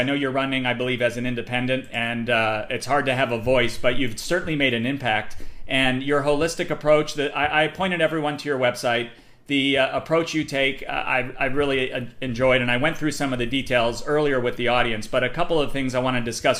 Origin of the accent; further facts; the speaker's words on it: Paterson, New Jersey, United States; I grew up in New Jersey in places like Paterson and worked as a kid in Newark.